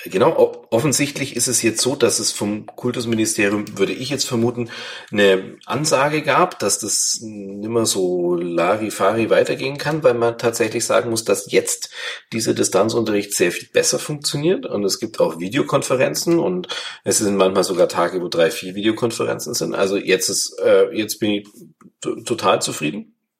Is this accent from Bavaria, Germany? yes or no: yes; Bavaria, Germany; bei uns in Bayern